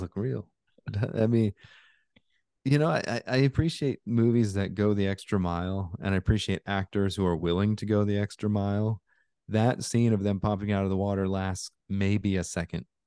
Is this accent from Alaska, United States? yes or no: yes; Alaska, United States; I grew up in Alaska, so I've been in a lot of cold